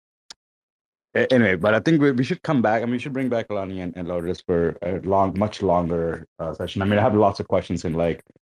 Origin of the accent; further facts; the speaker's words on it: India; now in United States; I come from India